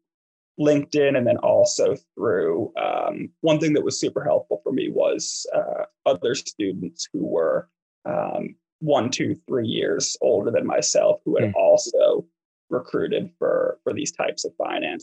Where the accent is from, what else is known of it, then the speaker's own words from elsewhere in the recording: East Coast, United States; moved away as an adult; I grew up on the East Coast